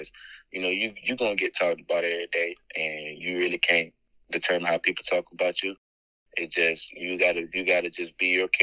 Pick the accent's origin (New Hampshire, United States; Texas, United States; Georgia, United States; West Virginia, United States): Georgia, United States; Albany; growing up in Albany, growing up in Albany, Georgia, it was a hard time